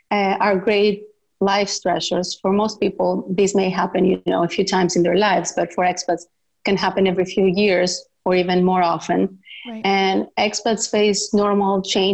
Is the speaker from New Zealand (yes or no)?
no; Greece; moved away as an adult; also born or lived in Netherlands; I was born and raised in Greece by a Greek father and an Assyrian mother